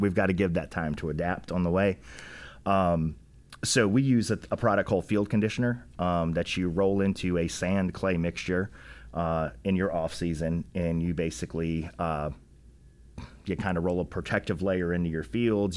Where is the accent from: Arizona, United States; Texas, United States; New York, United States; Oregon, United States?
New York, United States; West Point; now in Rock Hill, United States; I was born in New York, grew up, um, right outside of West Point, New York, where the military academy is